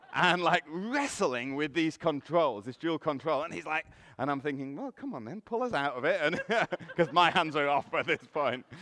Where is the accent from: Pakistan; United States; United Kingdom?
United Kingdom; England; now in Canada; I'm from England, you might be able to tell from the accent.